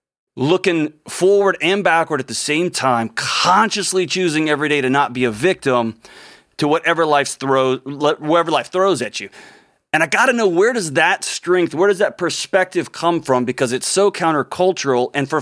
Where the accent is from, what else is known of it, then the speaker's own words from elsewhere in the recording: Texas, United States; growing up in Texas and splitting time between the Houston area and West Texas.